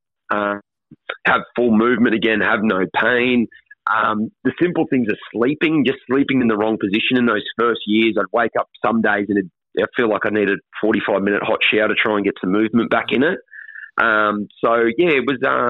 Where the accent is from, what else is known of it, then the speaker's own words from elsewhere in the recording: Sunshine Coast, Queensland, Australia; also born or lived in Ipswich, Queensland; grew up as a Sunny Coast junior when I moved up here when I was 12 from Ipswich